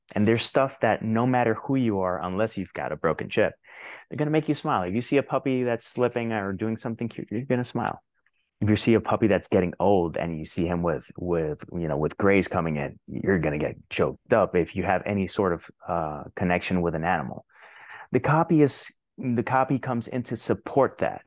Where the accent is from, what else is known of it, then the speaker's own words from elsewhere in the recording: Puerto Rico; English is a second language; moved away as an adult; I lived thirty-six years in Puerto Rico, but still, my English isn't that bad.